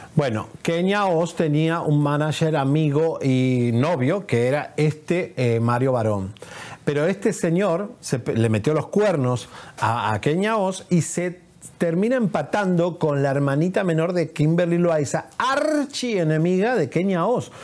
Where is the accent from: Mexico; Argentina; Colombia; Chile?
Argentina; soy argentino